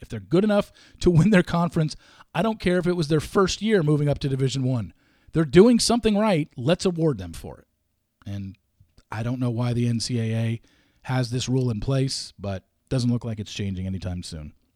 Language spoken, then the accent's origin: English; West Coast, United States; I grew up on the West Coast